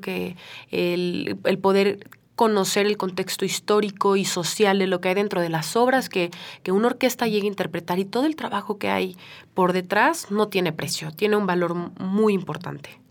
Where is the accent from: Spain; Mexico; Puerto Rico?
Mexico; como mexicana